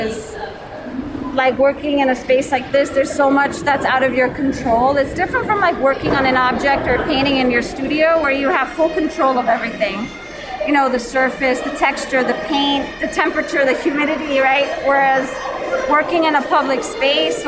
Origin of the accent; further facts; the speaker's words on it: Chicago, Illinois, United States; I'm an artist from Little Village